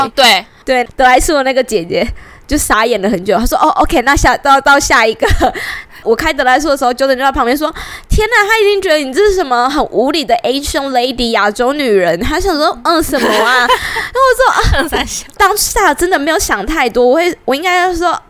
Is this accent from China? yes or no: no; Taiwan; 在台湾，我们